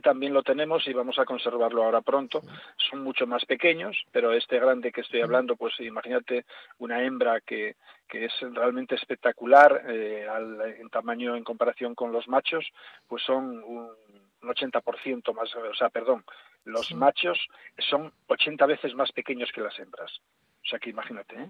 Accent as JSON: {"language": "Spanish", "region": "Asturias", "country": "Spain", "said": "yo por asturiano"}